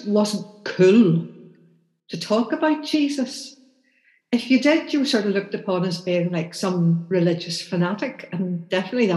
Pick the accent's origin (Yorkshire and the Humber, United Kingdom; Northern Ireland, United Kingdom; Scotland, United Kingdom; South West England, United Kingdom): Northern Ireland, United Kingdom; Bangor; I grew up in Bangor, born and bred in Bangor